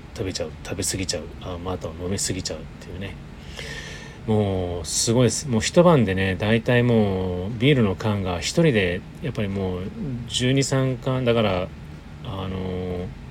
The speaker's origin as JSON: {"language": "Japanese", "town": "Sapporo", "region": "Hokkaido", "country": "Japan", "tie": "born or raised there", "moved": "yes", "said": "私の実家はあ北海道の札幌でして"}